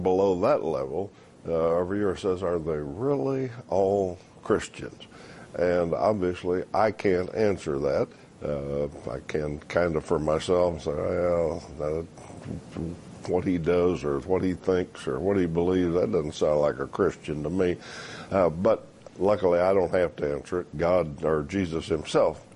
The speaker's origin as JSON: {"language": "English", "country": "United States", "said": "I'm an American."}